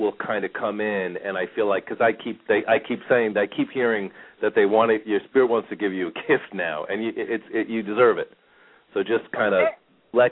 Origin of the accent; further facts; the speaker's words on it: Bethpage, New York, United States; accent: New Yorker; moved away as an adult; now in Phoenix, United States; I grew up in Bethpage, Massapequa area. So I was kind of in the middle of the island. A lot of times people still hear the New Yorker in me, I guess, even though I've been in Phoenix for 20 years